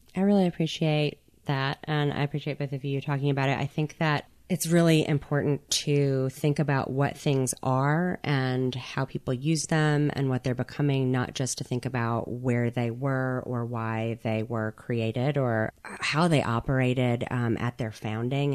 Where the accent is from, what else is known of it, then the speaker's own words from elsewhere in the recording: Mississippi Gulf Coast, United States; moved away; am an artist and curator from the Mississippi Gulf Coast